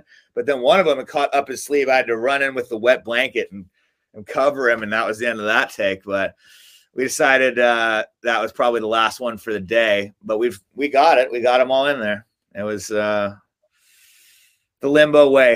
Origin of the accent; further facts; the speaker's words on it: Melbourne, Victoria, Australia; also born or lived in Alaska / Hawaii; now in Long Beach, United States; we grew up in Melbourne, Australia